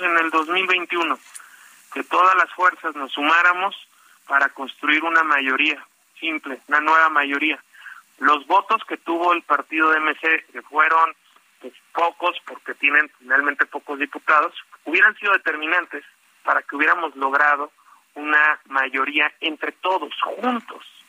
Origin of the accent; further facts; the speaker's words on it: Mexico; los mexicanos que vivimos en México